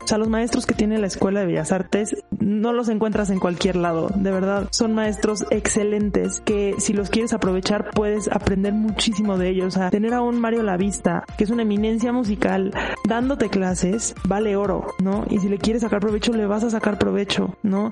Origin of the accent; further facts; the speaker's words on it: Mexico; yo soy mexicana